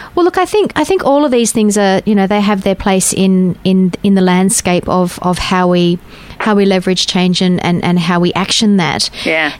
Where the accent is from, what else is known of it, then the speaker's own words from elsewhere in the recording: Safety Bay, Western Australia, Australia; I grew up in Safety Bay